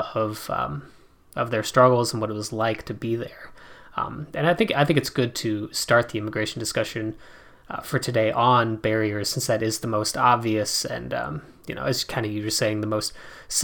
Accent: South Dakota, United States; I grew up in South Dakota

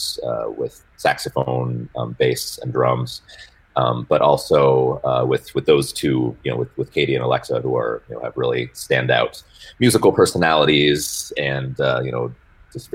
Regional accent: Spokane, Washington, United States; moved away as an adult; also born or lived in Rochester, New York; now in Fayetteville, United States; I'm from Spokane, Washington, originally. And that was kind of where I got my musical start

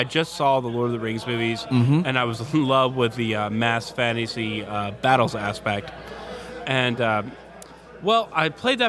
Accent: Houston, Texas, United States; also born or lived in Lubbock; I am from the Houston area, but at the time, I was living in Lubbock. Which is the panhandle of Texas.

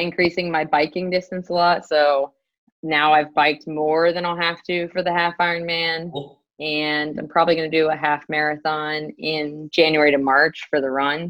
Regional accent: Durham, North Carolina, United States; also born or lived in Pittsburgh, Pennsylvania; I'm born and raised in Durham, North Carolina

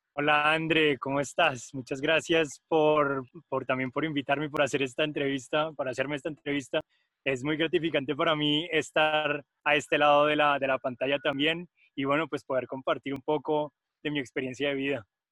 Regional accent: Colombia; moved away as an adult; also born or lived in Germany; somos de Colombia y de Nepal

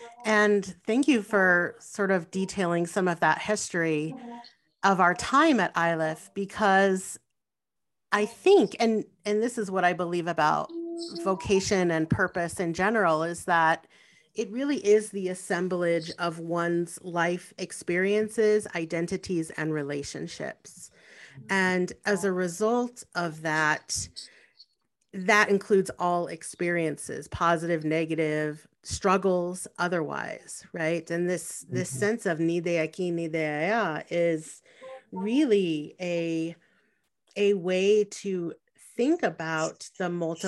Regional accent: Colorado, United States; also born or lived in New Mexico; who was born and raised in Southern Colorado, Northern New Mexico, where there are not very many Puerto Ricans.

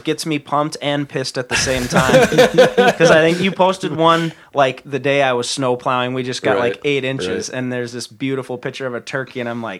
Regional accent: Aitkin, Minnesota, United States; also born or lived in Kentucky; Because I grew up in Aiken, Minnesota, and our school mascot is a gobbler.

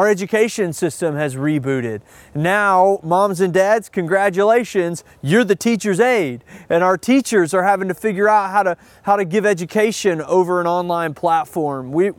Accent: the South, United States; I had a lot of those feelings growing up in the Deep South in a traditional Christian environment.

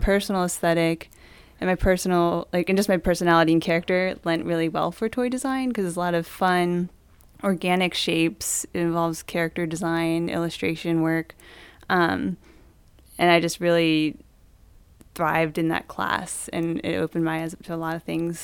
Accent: Maryland, United States; also born or lived in Indianapolis; I grew up in Maryland

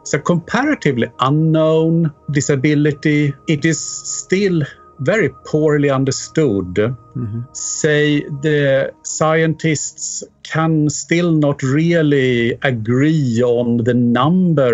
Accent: Sweden; moved away as an adult; also born or lived in United Kingdom / Mexico / Alaska, United States; now in London, United Kingdom; I'm from Sweden, actually. I emigrated from there in 1995 to the UK

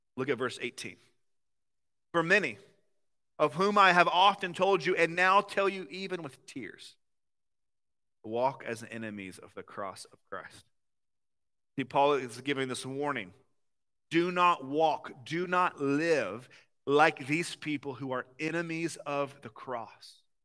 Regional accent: the South, United States; accent: southern; now in Ohio, United States; I'm from somewhere where the sweet tea is a little bit more like syrup

